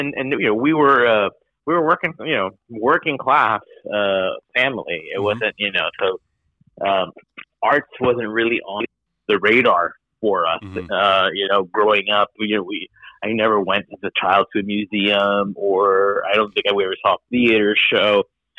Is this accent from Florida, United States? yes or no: yes; Miami, Florida, United States; But you know, I growing up in Miami, in Florida, in this kind of household, it didn't seem to be something that I could